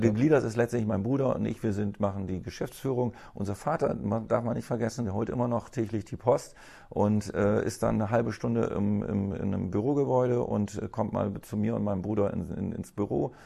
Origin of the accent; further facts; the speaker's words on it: Bremen, Germany; ich bin ja Bremer durch und durch. Also ich kenne, ich bin hier geboren